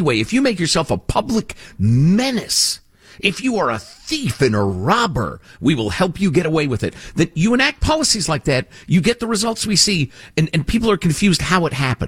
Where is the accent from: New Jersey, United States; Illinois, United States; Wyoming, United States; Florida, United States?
Illinois, United States; Chicago; When I was a little kid growing up in Chicagoland